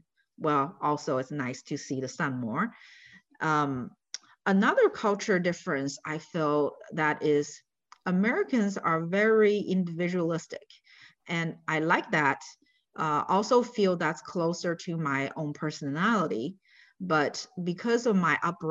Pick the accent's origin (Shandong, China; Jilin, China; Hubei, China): Jilin, China; Changchun; English is a second language; moved away as an adult; also born or lived in Columbus, Ohio; now in Pickerington, United States; My hometown is Changchun. It's in northeast China, close to Russia.